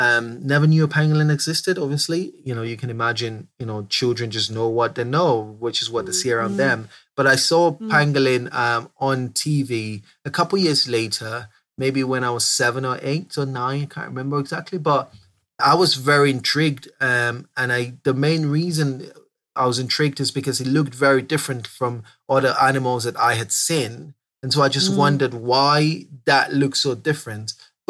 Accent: Southeast, Nigeria; I grew up in Southeast Nigeria. I grew up, you know, having this large secondary forest around the backyard.

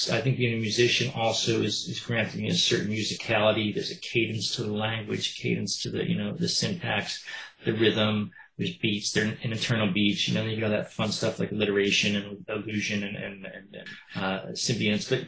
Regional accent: East Coast, United States; I was raised on … up in the East Coast.

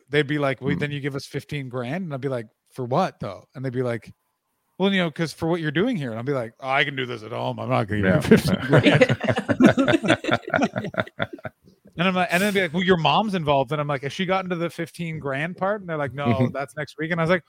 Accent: London, United Kingdom; And I'm from London, and I can, without any sort of hypocrisy, look down upon you.

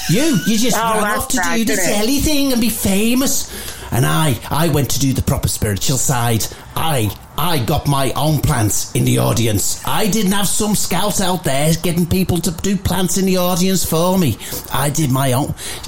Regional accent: Liverpool, North West England, United Kingdom; Hey, I'm from Liverpool, as you well know.

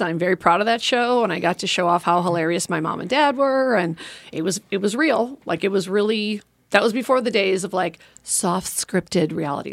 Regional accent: Oak Park, Illinois, United States; moved away as an adult; now in Los Angeles, United States; I'm from Chicago, so I grew up loving Second City. And when I moved to L A when I was eighteen

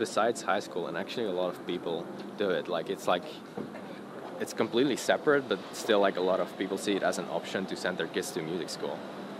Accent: Antwerp, Flanders, Belgium; Born and raised in Antwerp, Belgium.

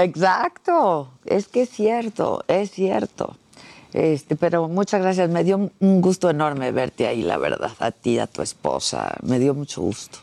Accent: Mexico; habemos mexicanos enamorados de Italia

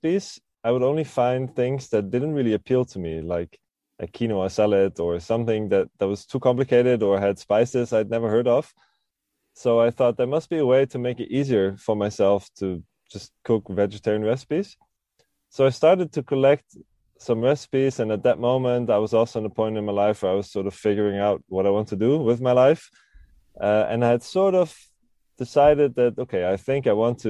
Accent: Switzerland; now in Amsterdam, Netherlands; Now I'm 29 years old and I live in Amsterdam. But I grew up in Switzerland

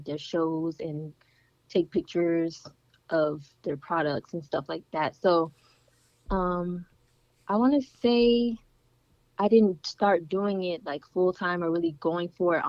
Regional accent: United States; full American

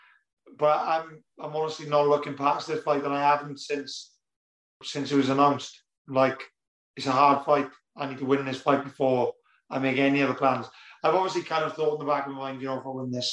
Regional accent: near Cardiff, Wales, United Kingdom; it's in Cardiff as well, which is basically, you know, my hometown. Well, it's not far away anyway

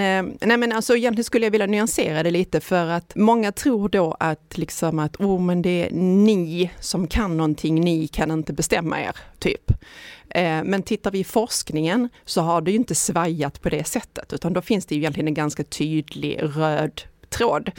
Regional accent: Ystad, Skåne, Sweden; jag är ju uppväxt i Ystad

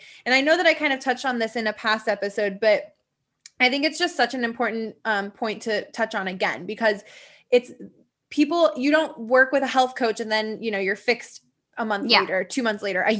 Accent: Midwest, United States; I grew up in the Midwest.

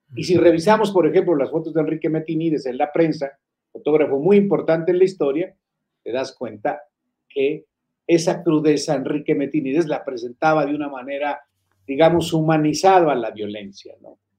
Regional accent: Fresnillo, Zacatecas, Mexico; moved away; mis paisanos allá en Fresnillo, soy de Fresnillo

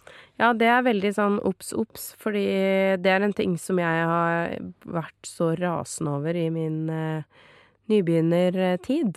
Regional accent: Norway; Men jeg er norsk

